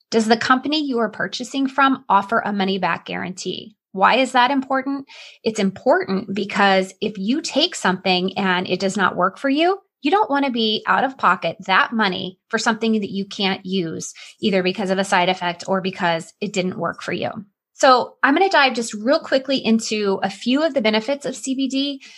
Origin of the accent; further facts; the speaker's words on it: Illinois, United States; accent: Southern Illinois; And you'll probably notice that my Southern Illinois accent comes out. Anytime I hear Southern accents, it's like I oh. revert back from the Northeast accent to my roots.